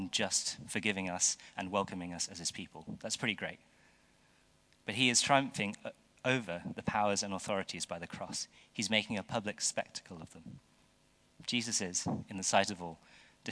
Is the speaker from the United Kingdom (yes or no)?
yes; United Kingdom; as British people